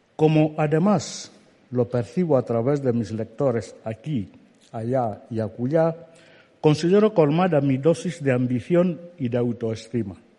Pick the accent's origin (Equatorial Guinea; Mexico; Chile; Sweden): Equatorial Guinea; Alén, Centro Sur; first language Fang; Spanish is a second language; me obligaban a levantarme cada mañana para asistir a la escuela en mi pueblo, Alén, en el distrito de Niefan, en la región continental de Guinea Ecuatorial